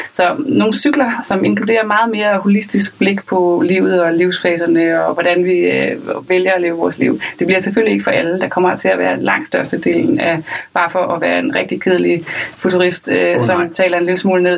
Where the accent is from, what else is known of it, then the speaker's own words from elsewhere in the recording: Lolland, Zealand, Denmark; jeg er fra Lolland